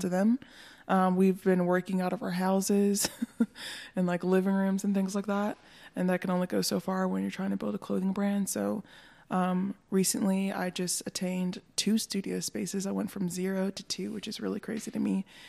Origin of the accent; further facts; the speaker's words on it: North Carolina, United States; also born or lived in Hendersonville, North Carolina / Bryson City, North Carolina; now in Asheville, United States; I was born in North Carolina